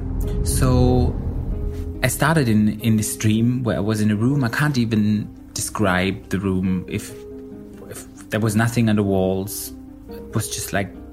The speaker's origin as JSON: {"language": "English", "region": "Berlin", "country": "Germany", "said": "I'm 35 years old and I'm from Berlin, Germany"}